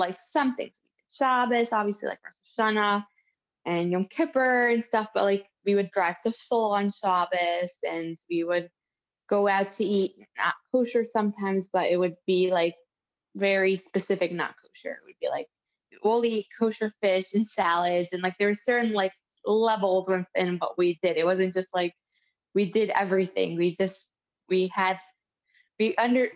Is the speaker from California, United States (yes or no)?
no; Cincinnati, Ohio, United States; also born or lived in Detroit, Michigan; I grew up in Cincinnati, Ohio